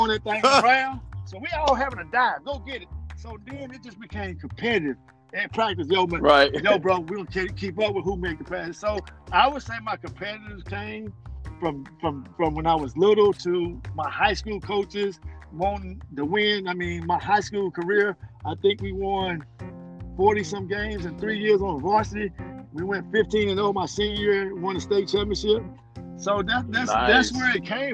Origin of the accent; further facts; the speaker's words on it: Burlington, North Carolina, United States; moved away; So I'm from Burlington, North Carolina. I went to Burlington Cummins High School.